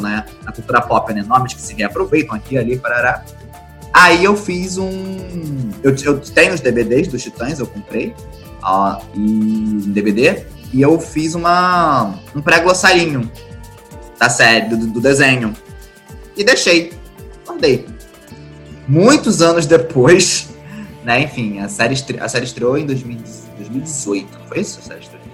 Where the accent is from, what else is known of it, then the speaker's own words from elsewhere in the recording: Rio de Janeiro, Brazil; sou carioca